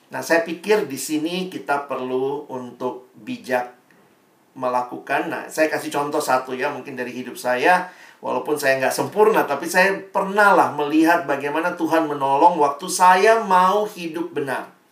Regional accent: Ambon, Maluku, Indonesia

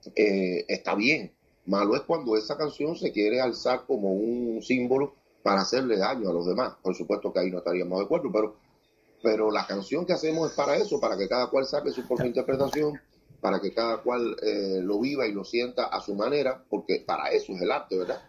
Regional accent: Cuba; yo vivo privilegiado de poder, haciendo este tipo de canción, tener en mi país eh, mercado, público y posibilidad

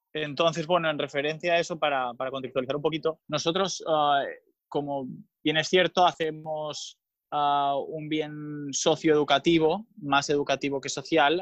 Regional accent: Mallorca, Balearic Islands, Spain; tengo 27 años también, ah, del 1992, y soy de Mallorca

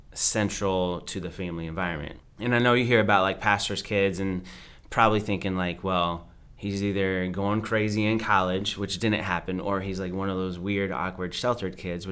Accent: United States; So I grew up a little bit of everywhere, pretty much every pocket of America except the Northwest.

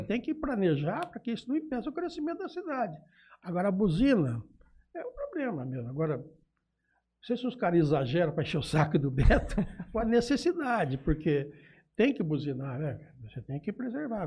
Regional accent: Jales, São Paulo, Brazil; also born or lived in Urupês; eu nasci em Urupês, aí perto de Catanduva. Uhum. E, e, eu vim para Jales. Não vim não, porque eu, me trouxeram, né, eu tinha dois anos quando eu vim para Jales

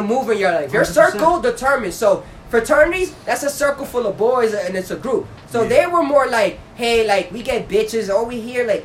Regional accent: New York City, New York, United States; I'm from Brownsville, but I would never, you would never know I'm from Brownsville.

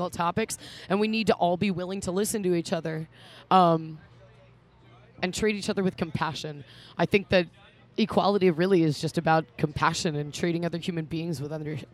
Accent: Baltimore, Maryland, United States; We're from Baltimore

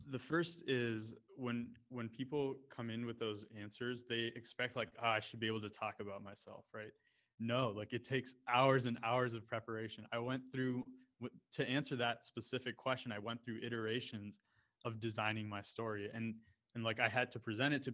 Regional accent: Canada; also born or lived in United States; So for me, when I when I spoke about you know being Indian but growing up in Canada and the U.S. and how that relates to mergers and acquisitions

